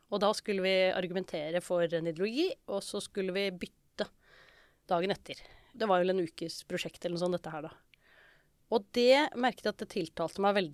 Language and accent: Norwegian; Oslo, Norway; Jeg vokste jo opp på Oslo vest, og da var det ganske mange som skulle begynne på jussen.